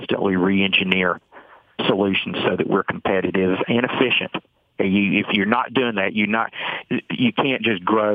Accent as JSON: {"language": "English", "town": "Atlanta", "region": "Georgia", "country": "United States", "said": "I'm being from Atlanta"}